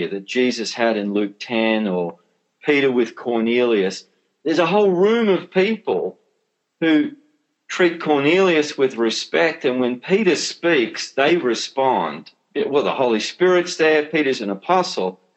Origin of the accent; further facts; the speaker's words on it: Australia; as an Australian